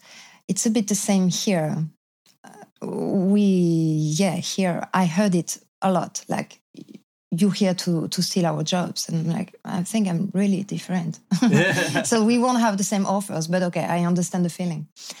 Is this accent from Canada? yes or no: yes; Canada; So I was like, no, I'm a good French. I'm Canadian, actually.